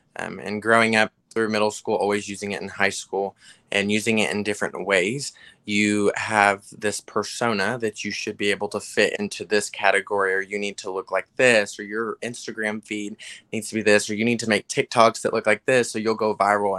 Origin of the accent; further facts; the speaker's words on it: Texas, United States; I'm from Texas